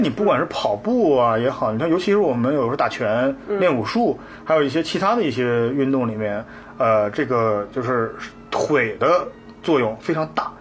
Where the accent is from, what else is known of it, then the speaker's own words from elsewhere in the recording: northern China, China; 因为我是北方人